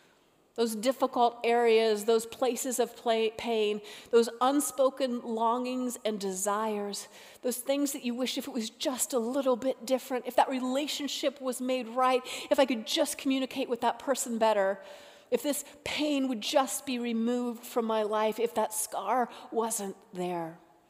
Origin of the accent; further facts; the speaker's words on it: Florida, United States; born there; also born or lived in North Carolina / Colorado / Utah / Alaska; I was born in Florida, lived in North Carolina, Colorado, Utah, Alaska, all these places.